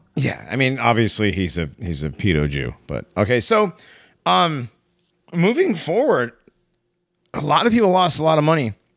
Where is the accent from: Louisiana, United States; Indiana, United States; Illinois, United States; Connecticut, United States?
Connecticut, United States; I'm from Connecticut